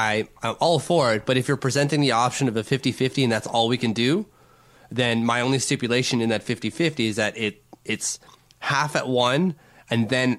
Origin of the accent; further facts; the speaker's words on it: France; accent: French; English is a second language; And like my French accent, do I have to say it that way?